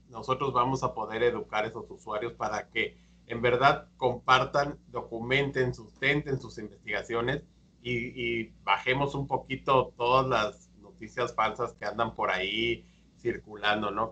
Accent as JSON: {"language": "Spanish", "country": "Mexico", "said": "los tres eh, hemos estado en México, somos mexicanos"}